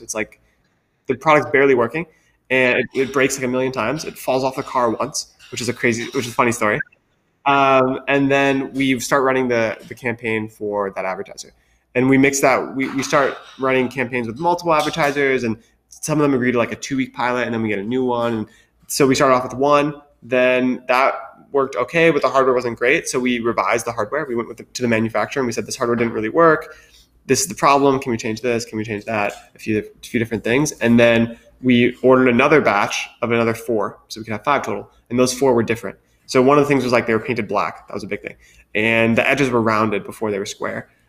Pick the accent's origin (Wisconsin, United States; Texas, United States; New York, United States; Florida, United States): Wisconsin, United States; moved away as an adult; also born or lived in Philadelphia; I grew up in Wisconsin, which is where my family lives, where I went to high school.